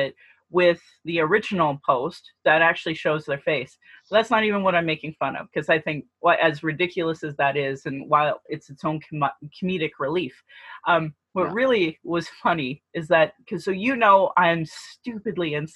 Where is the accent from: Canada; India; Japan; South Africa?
Canada; Sylvan Lake, Alberta; now in Calgary, Canada; you and I grew up in Sylvan Lake